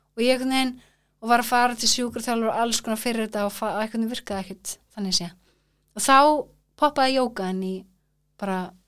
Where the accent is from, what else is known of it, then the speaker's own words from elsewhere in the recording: Kópavogur, Capital Region, Iceland; also born or lived in Florida, United States / Reykjavík; now in Þingvellir, Iceland; svo kemur ég í Kópá þannig ég elst eða upp í Kópá